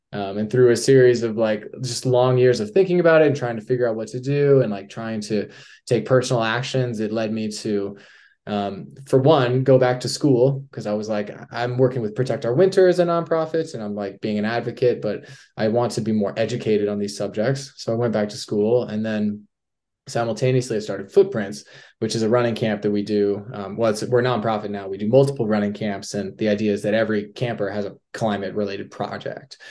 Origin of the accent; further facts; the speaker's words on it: Durango, Colorado, United States; now in Salt Lake City, United States; I'm from Durango, Colorado, Southwest Colorado